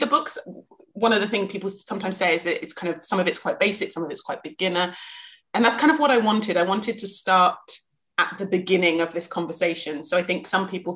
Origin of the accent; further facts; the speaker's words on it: West Country, South West England, United Kingdom; growing up in England, and especially growing up kind of around the West Country